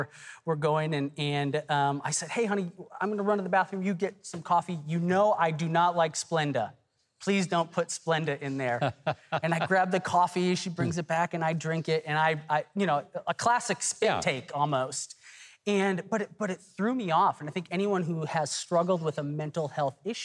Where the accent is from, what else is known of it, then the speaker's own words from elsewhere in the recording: Texas, United States; I'm from Texas